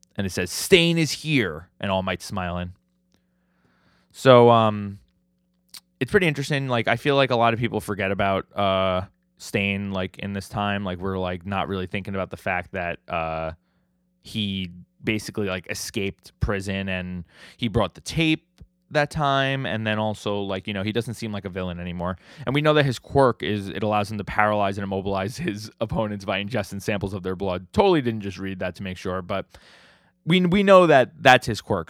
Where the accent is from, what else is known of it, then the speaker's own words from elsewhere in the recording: New York City, New York, United States; I'm from New York City. We, we're, we live in Staten Island